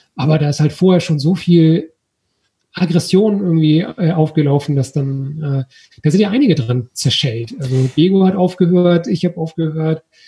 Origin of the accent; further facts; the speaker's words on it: Germany; wir eben als Deutsche